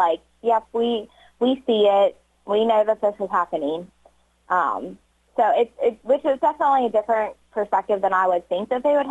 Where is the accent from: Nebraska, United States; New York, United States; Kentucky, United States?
Kentucky, United States; Northern; moved away as an adult; now in Batesville, United States